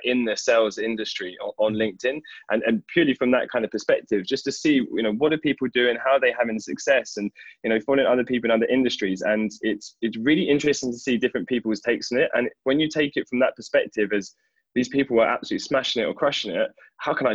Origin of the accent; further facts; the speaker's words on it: London, United Kingdom; moved away as an adult; now in Paris, France; I'm actually originally from London, and I moved over to Paris about two and a half years ago to join Spendesk